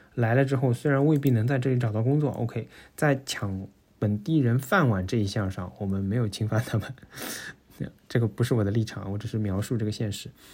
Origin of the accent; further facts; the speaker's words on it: Shanghai, China; moved away as an adult; now in Netherlands; 我作为上海人